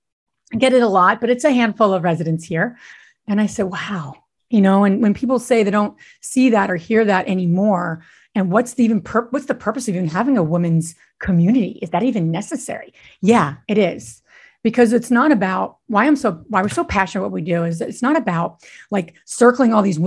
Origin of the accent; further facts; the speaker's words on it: Northeast, United States; I'm from the Northeast